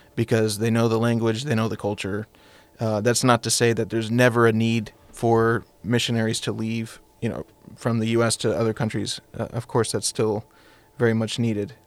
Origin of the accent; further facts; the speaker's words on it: United States; being American